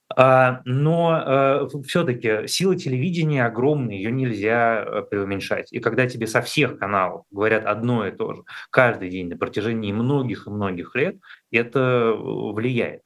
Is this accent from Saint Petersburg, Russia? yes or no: no; Moscow, Russia; как москвич